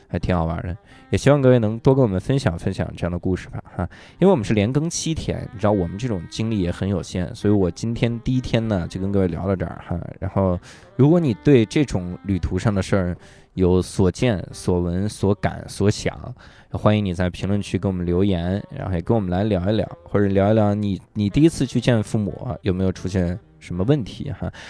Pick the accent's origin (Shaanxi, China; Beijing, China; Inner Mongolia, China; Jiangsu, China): Inner Mongolia, China; Wuhai; moved away; 我小时候在内蒙出生，我在乌海出生，因为乌海呢有一个，有一条路叫沟北路，我们那个地方有个东西叫梁家沟儿